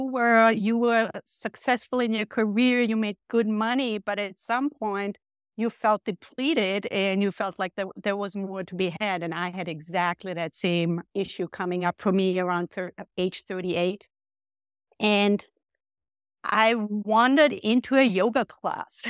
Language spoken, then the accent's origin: English; Austria; moved away as an adult; now in United States; I grew up in Austria